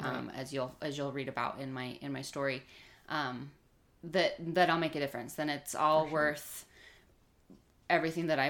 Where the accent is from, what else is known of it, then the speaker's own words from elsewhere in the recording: Stansbury Park, Utah, United States; also born or lived in Lehi, Utah; we grew up in Stansbury Park out in, by Tooele, Utah, small little town